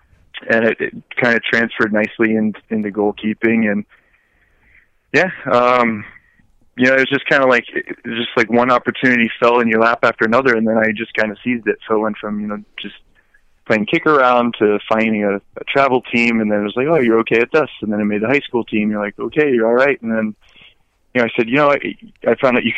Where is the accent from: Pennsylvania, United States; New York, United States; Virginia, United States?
Virginia, United States; also born or lived in Hawaii / Okinawa, Japan / Norfolk, Virginia / Southern California; So I was born in Hawaii. We lived in Okinawa, Japan for a short time. Went to Norfolk, Virginia, Southern California, and then I went to middle school and high school in Northern Virginia.